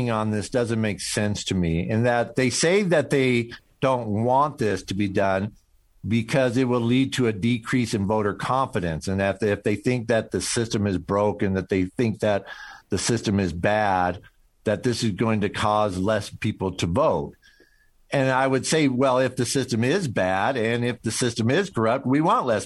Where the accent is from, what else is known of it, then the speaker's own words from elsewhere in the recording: Missouri, United States; I'm I'm from uh, I'm from Missouri, man. Uh, you don't you know by my accent that show me